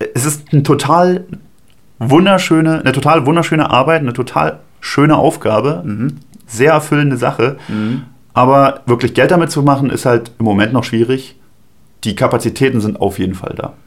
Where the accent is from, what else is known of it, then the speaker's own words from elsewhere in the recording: Strausberg, Brandenburg, Germany; Bei uns zu Hause, in meinem, in meinem Heimatort. Ja. In Strausberg